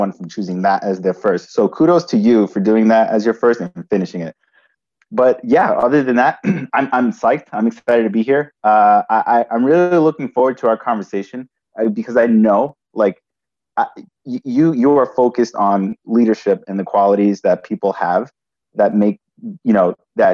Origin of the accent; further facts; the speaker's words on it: New York City, New York, United States; So I grew up in New York City, and my brother and I, we lived with our parents originally in the Bronx